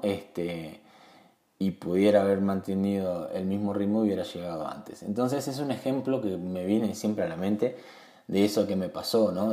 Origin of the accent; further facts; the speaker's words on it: Uruguay; en mi país Uruguay